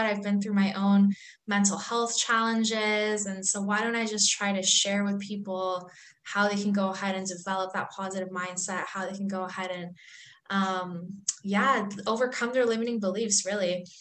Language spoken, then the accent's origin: English; Canada; also born or lived in Iran; I was born in Iran, so I'm actually Iranian by heritage. And I grew up in Canada